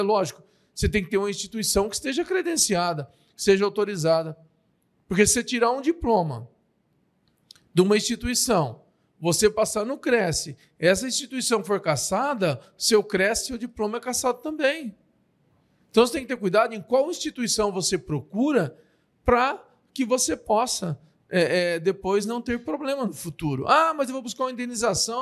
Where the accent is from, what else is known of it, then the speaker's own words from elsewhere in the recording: Marília, São Paulo, Brazil; nós somos de Marília